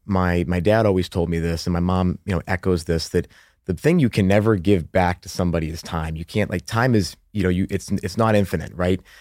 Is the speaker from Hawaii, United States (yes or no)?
no; Methuen, Massachusetts, United States; accent: Boston; moved away; also born or lived in Haverhill, Massachusetts; I'm actually from the Boston suburbs